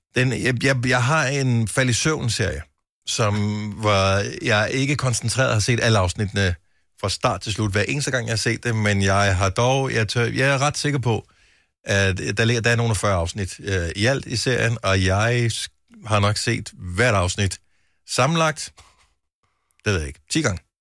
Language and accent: Danish; Funen, Southern Denmark, Denmark; Nu er jeg opvokset på Fyn